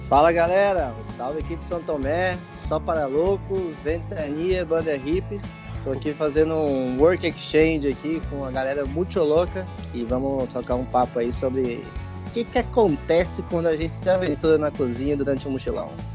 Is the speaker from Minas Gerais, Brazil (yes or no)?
no; Goiânia, Goiás, Brazil; moved away; Eu vim de Goiânia, né? Então, eu fui criado comendo churrasco cinco vezes por semana